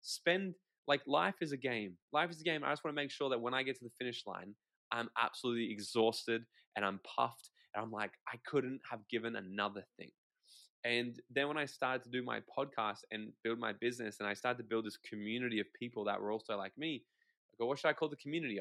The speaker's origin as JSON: {"language": "English", "country": "Australia", "said": "I'm Australian."}